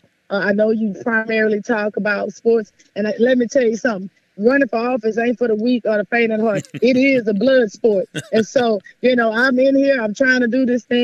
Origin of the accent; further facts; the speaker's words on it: Houston, Texas, United States; growing up in South Park, Texas at 16 and MLK